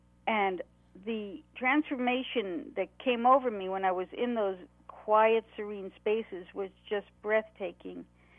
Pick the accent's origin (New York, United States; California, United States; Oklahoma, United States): New York, United States; New York City; I grew up in New York City, and my parents were artists